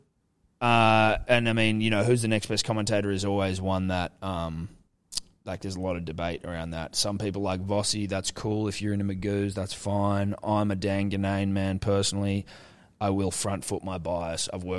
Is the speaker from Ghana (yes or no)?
yes; Ghana; So I'm a Ghanaian man.